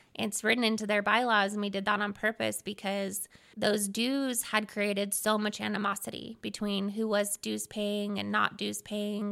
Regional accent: Seattle, Washington, United States; moved away as an adult; now in Ogden, United States; I'm originally from Seattle, Washington.

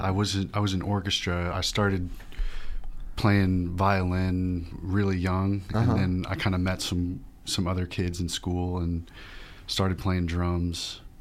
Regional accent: Jefferson City, Missouri, United States; Jeff City, born and raised.

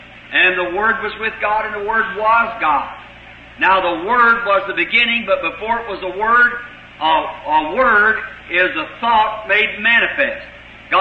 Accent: United States; us in America, as American Christians

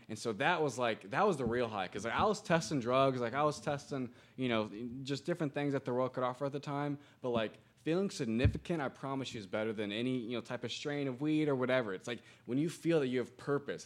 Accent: Greenwood, Indiana, United States; moved away as an adult; also born or lived in Broad Ripple, Indianapolis; now in Indianapolis, United States; Born and raised in Greenwood, Indiana

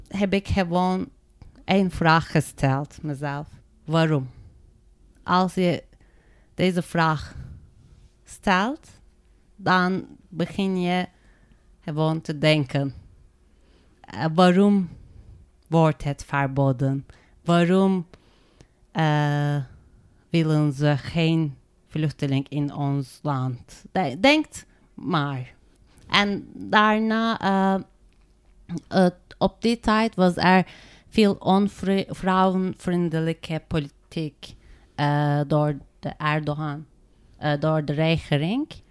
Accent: Turkey; Dutch is a second language; moved away as an adult; now in Netherlands; Ik kom uit Turkije

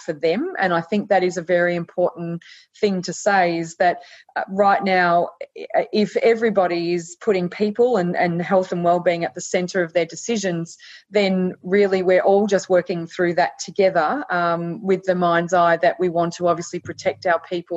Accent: Australia; Australian citizens

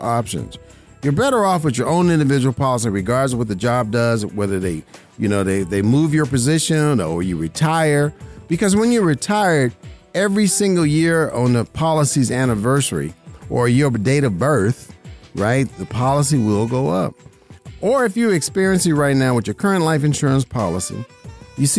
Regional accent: Las Vegas, Nevada, United States; I'm born and raised in Las Vegas, Nevada

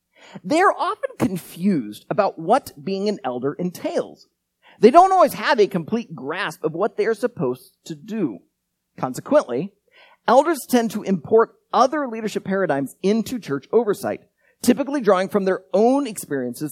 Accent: United States; also born or lived in Iowa; As Americans

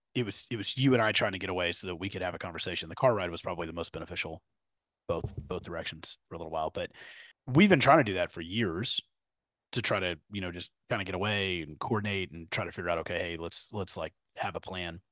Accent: Katy, Texas, United States; I grew up in Katy

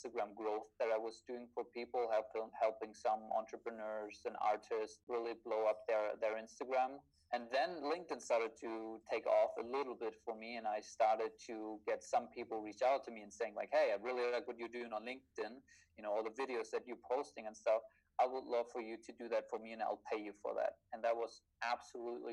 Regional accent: Germany; moved away as an adult; also born or lived in New York; flown back to Germany, to my hometown

